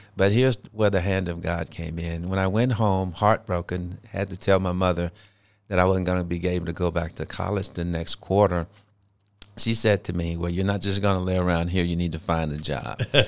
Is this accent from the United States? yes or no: yes; Shreveport, Louisiana, United States; I was born and raised in Shreveport, Louisiana.